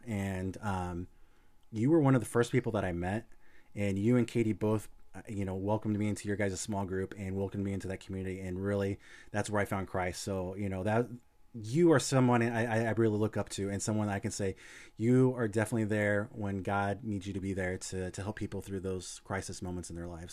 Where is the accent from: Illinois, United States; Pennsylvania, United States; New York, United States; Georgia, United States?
Illinois, United States; moved away; hometown in Illinois, uh, small town